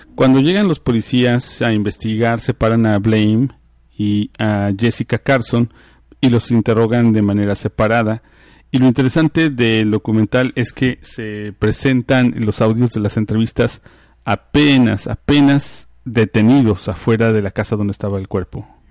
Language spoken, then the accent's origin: Spanish; Mexico; also born or lived in East Texas; now in Texas, United States; Nosotros, aunque vivimos en Texas, somos mexicanos, muchos vivimos, venimos desde México a habitar estos lugares